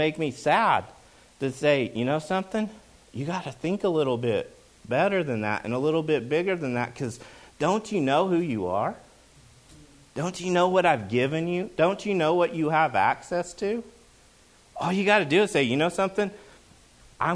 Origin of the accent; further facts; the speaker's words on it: Oklahoma, United States; moved away; when I grew up in Oklahoma, football is a big deal.